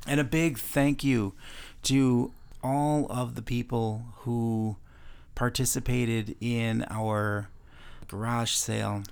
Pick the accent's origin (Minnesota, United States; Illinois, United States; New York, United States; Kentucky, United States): Illinois, United States; Chicago; also born or lived in Wisconsin; now in Florida, United States; my hometown of Chicago